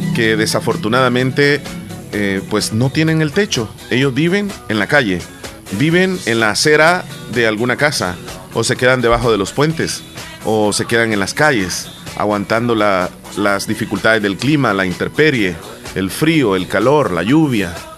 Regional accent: El Salvador; nuestro eh, digamos, lenguaje coloquial de los salvadoreños

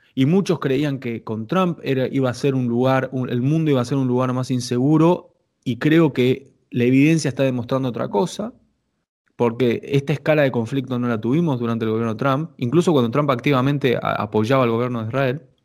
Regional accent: Argentina

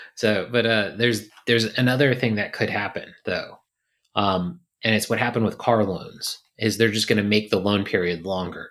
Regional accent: Virginia, United States; moved away; I grew up in a city that, you know, when I think I was born, there was two hundred fifty thousand people

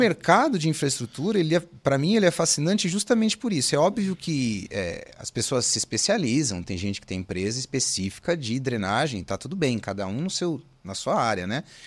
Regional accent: São Paulo, Brazil; eu sou de São Paulo, né, gente? O Giovanni comentou, sou nascido em São Paulo, capital, sou de São Paulo

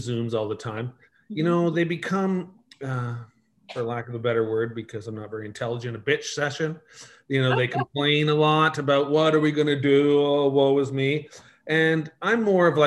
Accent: Markham, Ontario, Canada; moved away as an adult; also born or lived in Windsor, Ontario; now in Okanagan, Canada; I was born in Windsor, grew up in Markham

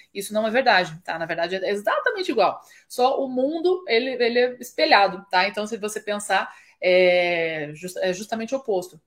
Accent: Curitiba, Paraná, Brazil; moved away as an adult; also born or lived in São Paulo / London / Belgium / Germany; Hoje eu moro no Brasil, estou falando com vocês aqui de Curitiba, minha cidade natal, mas morei em mais de seis países diferentes

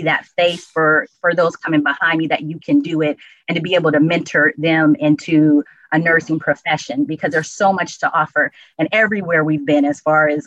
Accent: Oakland, California, United States; I'm from Oakland, California

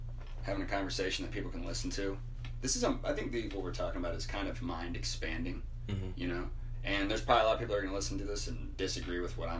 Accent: Dayton, Ohio, United States; moved away as an adult; also born or lived in Northern Kentucky; now in Texas, United States; I grew up in Dayton, Ohio

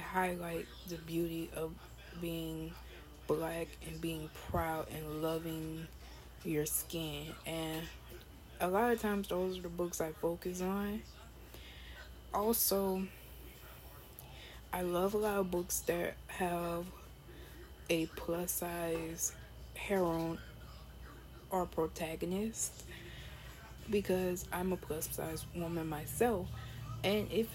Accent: United States; we as African American or people of African America diaspora

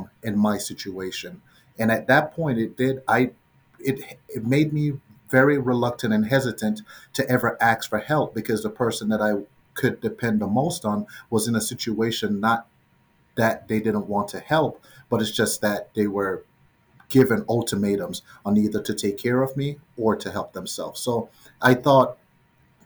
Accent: Jamaica; moved away; Growing up in Jamaica, I was maybe 5 years old

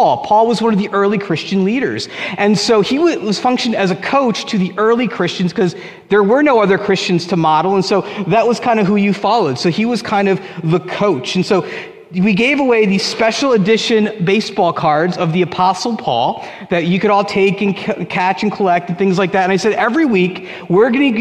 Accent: Union, New Jersey, United States; when I was a kid, 1989, I was 8 years old, and I tried out for Little League in Union, New Jersey

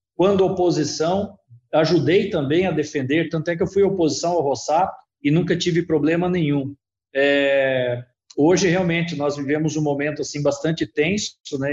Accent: Mato Grosso, Brazil; nós somos irmãos matogrossenses

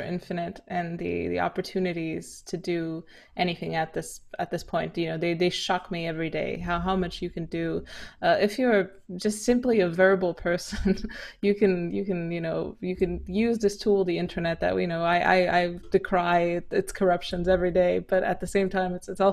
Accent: Romania; moved away; also born or lived in London; growing up in Romania

